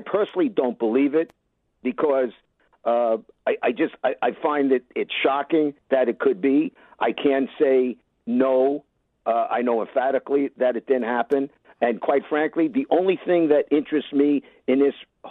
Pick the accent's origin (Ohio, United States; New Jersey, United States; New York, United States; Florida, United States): New York, United States; New York City; I'm from Brooklyn